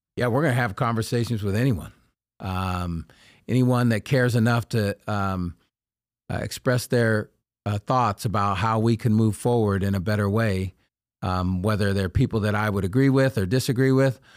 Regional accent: Sacramento, California, United States; the neighborhood I grew up in in Oak Park

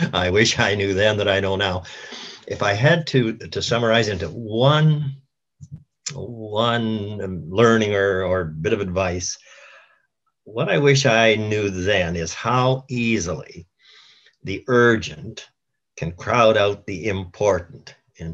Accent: Moose Jaw, Saskatchewan, Canada; I was living in my hometown of Moose Jaw

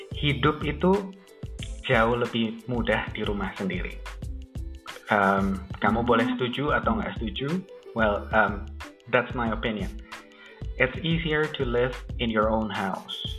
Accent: Indonesia; Kita orang Indo

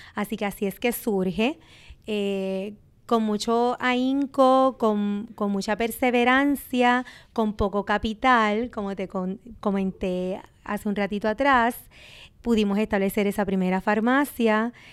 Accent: Sabana Grande, Puerto Rico; yo llegué, ¿verdad? A mi pueblo natal, pero joven

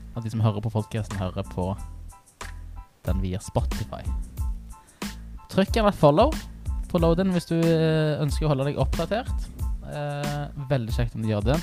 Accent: Stavanger, Rogaland, Norway; also born or lived in Storhaug, Stavanger; jeg er født på Storhaug, men jeg vokste opp på Tasta

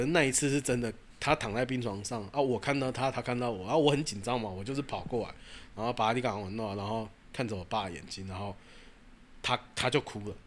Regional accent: Taichung, Taiwan; moved away; 然后回台中

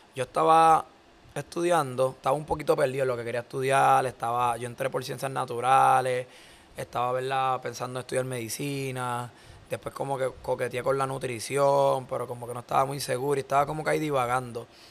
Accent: Caguas, Puerto Rico; nosotros somos de Cagua

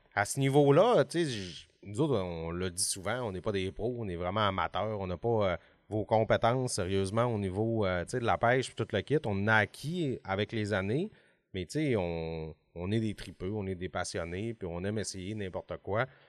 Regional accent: Alma, Quebec, Canada; j'ai 40 ans puis je viens d'Alma.

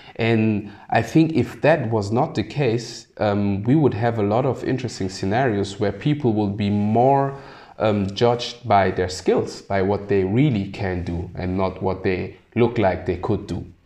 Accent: Germany; also born or lived in Sierra Leone; a person who's born in Sierra Leone but grew up in Germany and doesn't actually look German, but is very German

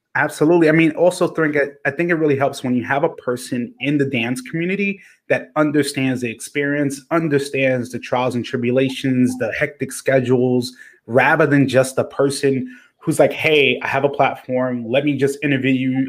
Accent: New York City, New York, United States; a New Yorker

